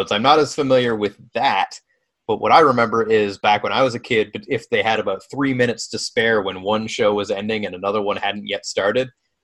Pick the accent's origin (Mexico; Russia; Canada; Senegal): Canada